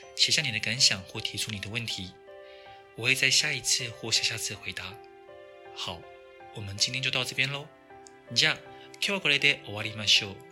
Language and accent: Chinese; Taiwan; 我们台湾人